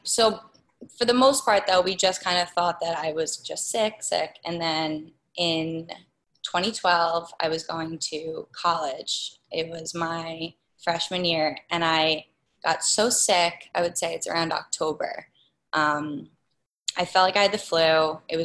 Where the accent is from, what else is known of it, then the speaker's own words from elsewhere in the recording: Lloyd Harbor, New York, United States; I grew up in Lloyd Harbor